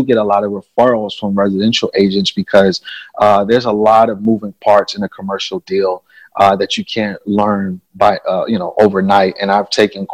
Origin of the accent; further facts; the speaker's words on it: New York City, New York, United States; moved away as an adult; now in Chicago, United States; I'm actually originally from New York City. I moved to Chicago in 2008 to attend an art school